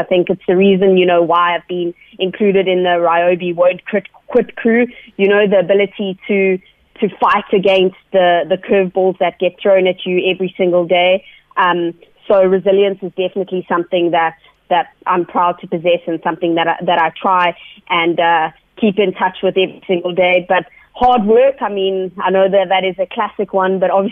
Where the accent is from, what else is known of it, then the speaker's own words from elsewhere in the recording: South Africa; a female South African athlete